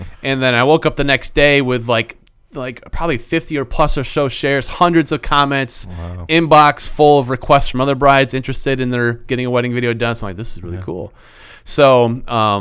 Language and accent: English; Michigan, United States; moved away; I am originally from Michigan